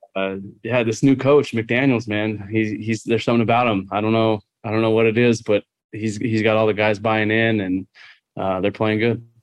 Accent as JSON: {"language": "English", "region": "Southern California", "country": "United States", "tie": "born or raised there", "said": "growing up in Southern California"}